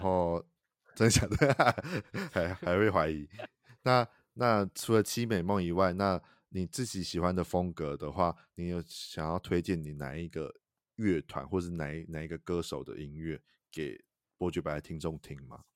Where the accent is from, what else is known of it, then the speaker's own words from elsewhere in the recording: Taichung, Taiwan; 身为台中人我也吓到